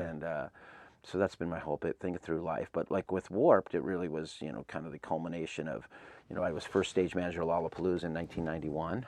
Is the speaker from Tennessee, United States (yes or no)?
no; Claremont, California, United States; I grew up in Claremont